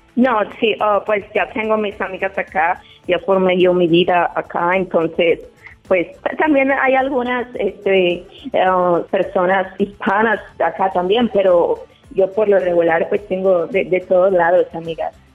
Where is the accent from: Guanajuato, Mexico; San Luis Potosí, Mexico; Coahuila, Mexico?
Guanajuato, Mexico; now in Chicago, United States; Yo soy de, Guanajuato